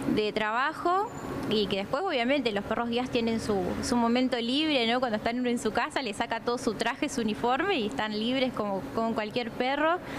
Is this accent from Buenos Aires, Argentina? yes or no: no; Laguna Paiva, Santa Fe, Argentina; yo soy de Laguna Paiva